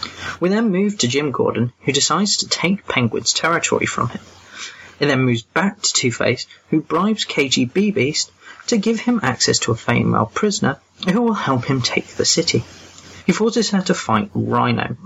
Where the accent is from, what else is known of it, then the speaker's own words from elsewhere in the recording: England, United Kingdom; I'm that English guy